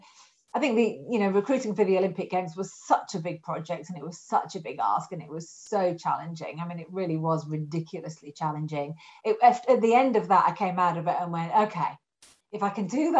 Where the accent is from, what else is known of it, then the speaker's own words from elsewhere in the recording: Yorkshire and the Humber, United Kingdom; moved away as an adult; now in Sydney, Australia; I'm actually English. And I'm north of England. I'm a Yorkshire lass, you know, so I'm from the country. You know, I'm brought up in little villages.